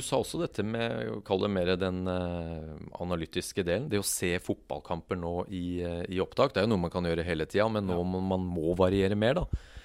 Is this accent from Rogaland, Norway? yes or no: no; Kongsberg, Buskerud, Norway; jeg vokste opp på Kongsberg